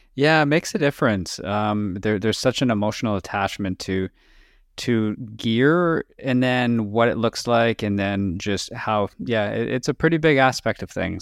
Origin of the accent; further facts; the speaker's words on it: Canada; we're from Canada